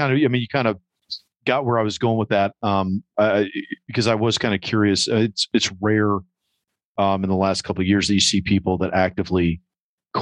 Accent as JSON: {"language": "English", "region": "New York", "country": "United States", "tie": "born or raised there", "said": "growing up in New York in the 80s"}